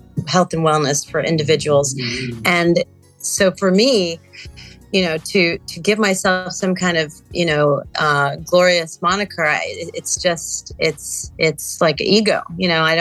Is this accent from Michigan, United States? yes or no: no; New York City, New York, United States; moved away; I grew up in New York City. Amidst a lot of pollution, moved out of the city